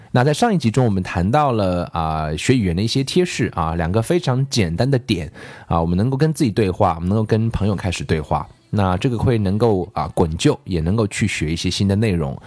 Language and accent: Chinese; China; 我们中国人都有句谚语